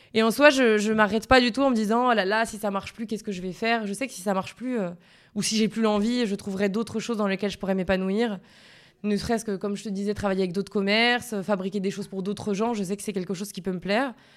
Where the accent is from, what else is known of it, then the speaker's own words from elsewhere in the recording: Sainte-Lucie-de-Tallano, Corsica, France; Je suis de Sainte-Lucie de Talane.